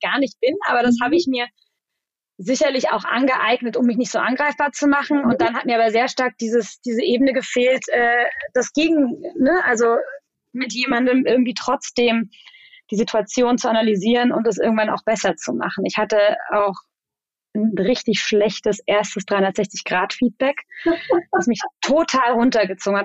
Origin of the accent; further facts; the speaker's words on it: Germany; also born or lived in Mannheim; now in Berlin, Germany; ich bin äh, Deutsch-Spanierin, meine Mutter ist Spanierin ähm, und ich bin zwar in Deutschland aufgewachsen